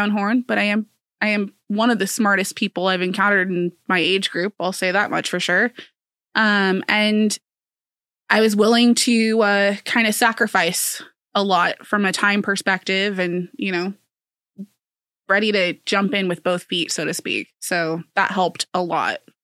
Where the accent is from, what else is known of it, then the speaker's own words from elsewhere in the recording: Council Bluffs, Iowa, United States; also born or lived in Silver City, Iowa; born and raised in Council Bluffs with a seven-year stint in Silver City, Iowa.